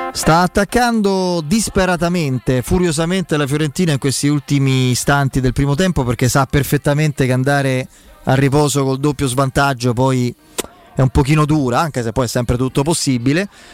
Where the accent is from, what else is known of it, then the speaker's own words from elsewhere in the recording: Abruzzo, Italy; io sono abruzzese io